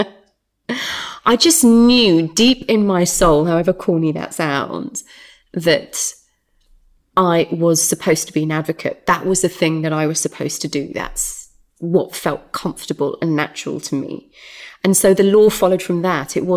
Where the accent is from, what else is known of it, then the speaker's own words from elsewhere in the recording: Derby, East Midlands, United Kingdom; moved away as an adult; Home is the East Midlands. Derby, City of Champions.